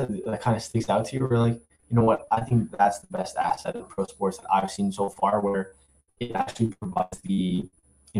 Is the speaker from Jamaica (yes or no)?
no; Canada; I'm Canadian